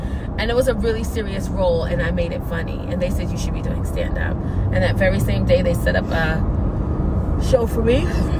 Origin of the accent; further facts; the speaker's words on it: New York City, New York, United States; I grew up in the South Bronx in New York.